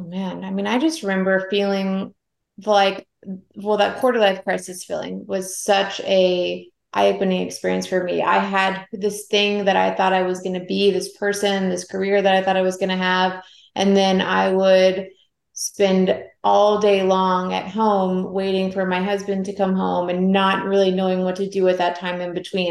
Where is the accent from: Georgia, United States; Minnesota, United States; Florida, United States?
Georgia, United States; Atlanta; moved away as an adult; also born or lived in Savannah, Georgia; I grew up in Atlanta.